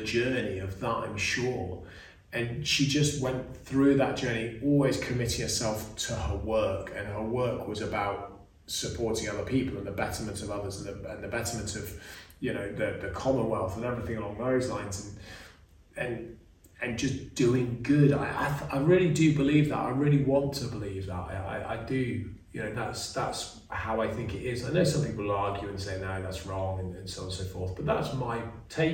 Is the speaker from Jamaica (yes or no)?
no; England, United Kingdom; we have as English people